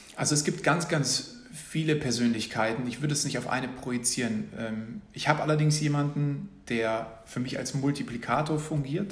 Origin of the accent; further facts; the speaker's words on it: Munich, Bavaria, Germany; Ich komme ursprünglich aus München